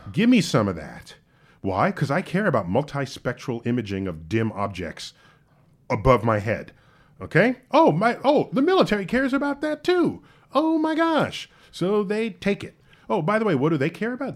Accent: New York City, New York, United States; I grew up in New York City.

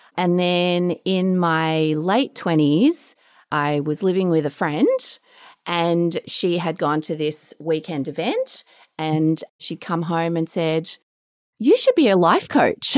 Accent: Melbourne, Victoria, Australia; So I'm Australian, I'm from Melbourne. I grew up down the Bayside area

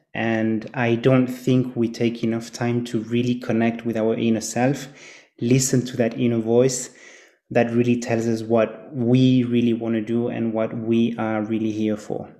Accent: Geneva, Switzerland; also born or lived in Zurich / Chile (family background); I was born and raised in Geneva, Switzerland

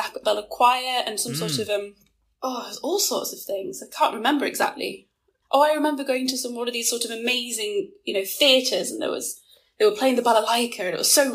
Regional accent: England, United Kingdom; coming from England

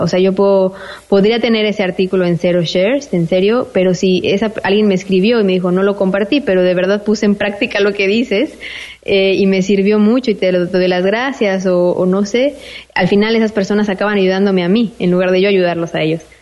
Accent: Mexico; first language Spanish; moved away as an adult; also born or lived in Spain; now in Malta; soy mexicana

